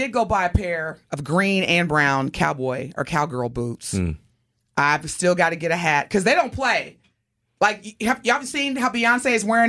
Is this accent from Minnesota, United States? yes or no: no; Southern Indiana, United States; now in Texas, United States; I was born and raised in Southern Indiana.